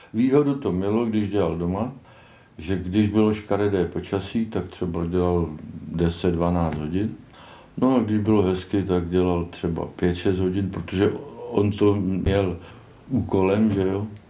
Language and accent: Czech; Kaplice, South Bohemian Region, Czechia; also born or lived in Malonty; jsem rodilý kapličák z Bělidla